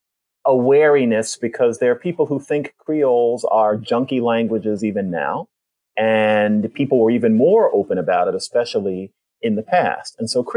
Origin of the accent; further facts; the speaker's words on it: United States; I'm an American academic.